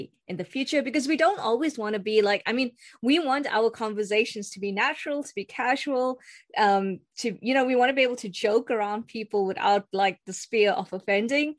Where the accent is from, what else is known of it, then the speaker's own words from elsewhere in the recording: South Africa; moved away as an adult; also born or lived in Istanbul, Turkey; now in Manchester, United Kingdom; I am South African, but of Indian heritage, as you can see. And I grew up in South Africa. I was born in South Africa